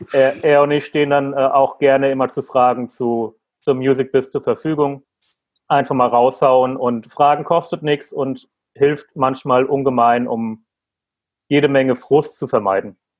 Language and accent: German; Frankfurt am Main, Hesse, Germany; moved away; Frankfurt ist ja meine Heimat